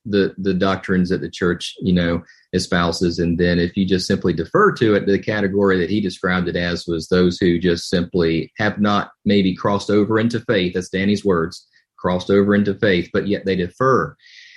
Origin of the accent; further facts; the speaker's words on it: Winston-Salem, North Carolina, United States; I'm from North Carolina, and First Baptist Church of Winston-Salem, where I was born